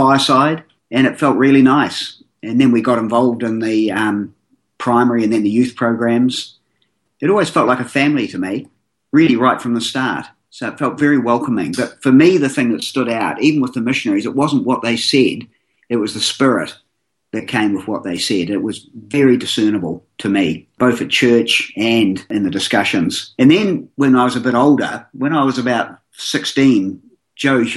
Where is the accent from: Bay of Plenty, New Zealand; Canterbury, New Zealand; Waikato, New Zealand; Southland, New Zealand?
Canterbury, New Zealand; Christchurch; I was raised in Christchurch